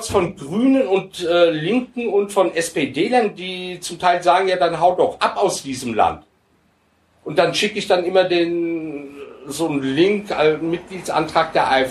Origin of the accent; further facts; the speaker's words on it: Turkey; now in Germany; und ich bin Passtürke, ich bin kein Deutscher, noch nicht